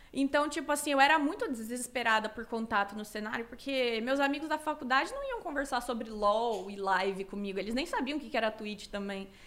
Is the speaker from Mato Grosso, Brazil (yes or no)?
yes; Cuiabá, Mato Grosso, Brazil; moved away as an adult; now in São Paulo, Brazil; Cara, eu, eu saí de Cuiabá em 2014, quando eu fiz 18 anos, mas eu passei um aninho em Porto Alegre, aleatório, mas foi ótimo, mas foi muito aleatório. E aí eu vim para São Paulo em 2015.